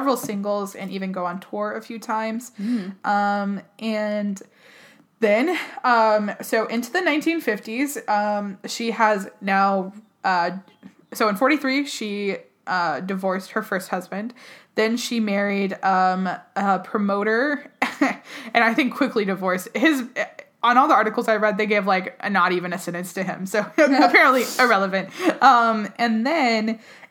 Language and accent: English; the South, United States; being from the South